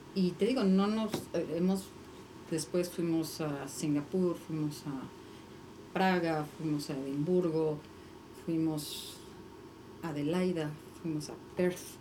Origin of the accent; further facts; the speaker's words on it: Mexico; somos mexicanos